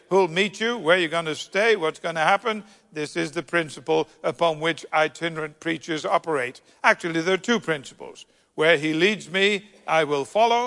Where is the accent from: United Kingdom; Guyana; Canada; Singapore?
United Kingdom; being terribly British